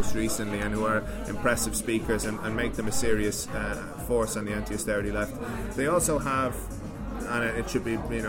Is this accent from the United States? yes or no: no; Ireland